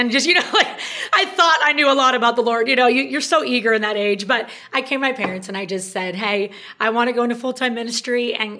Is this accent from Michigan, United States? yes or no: no; California, United States; I was in a small town in Northern California. At the time, it was a small town.